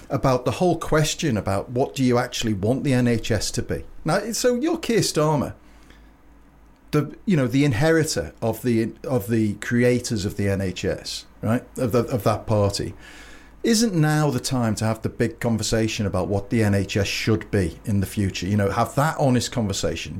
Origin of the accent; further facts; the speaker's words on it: Liverpool, North West England, United Kingdom; I'm from Liverpool